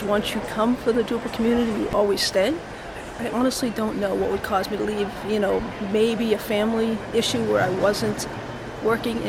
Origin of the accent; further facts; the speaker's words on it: Boston, Massachusetts, United States; I'm from Boston